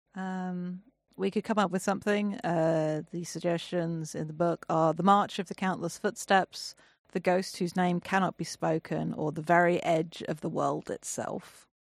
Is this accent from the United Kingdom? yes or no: yes; England, United Kingdom; I'm English